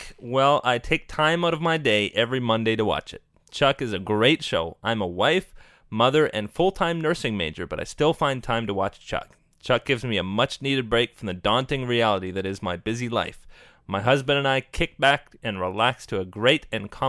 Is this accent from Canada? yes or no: yes; Canada; I'm the Canadian contingent here